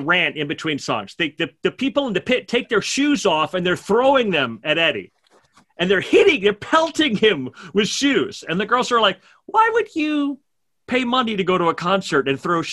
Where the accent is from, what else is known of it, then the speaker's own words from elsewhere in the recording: New York, United States; I'm a New Yorker